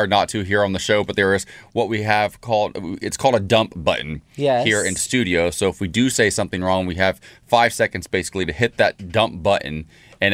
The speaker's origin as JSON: {"language": "English", "town": "Columbus", "region": "Ohio", "country": "United States", "tie": "born or raised there", "moved": "yes", "lives_now": "Los Angeles, United States", "said": "I'm from Columbus, Ohio. I went to The Ohio State University."}